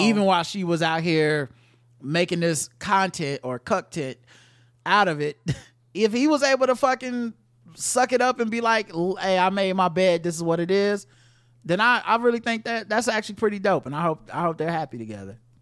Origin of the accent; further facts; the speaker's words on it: North Carolina, United States; I grew up in North Carolina